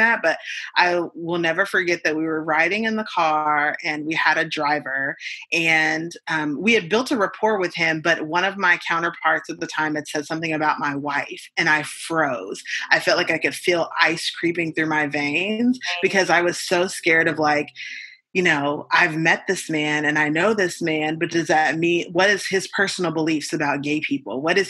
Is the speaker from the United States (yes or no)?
yes; United States; as an American